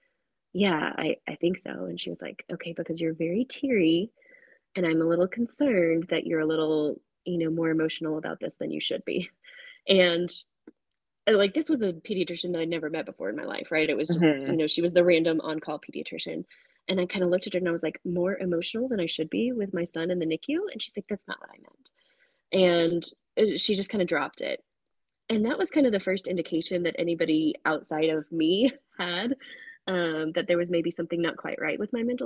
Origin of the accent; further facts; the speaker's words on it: Houston, Texas, United States; I grew up in Houston.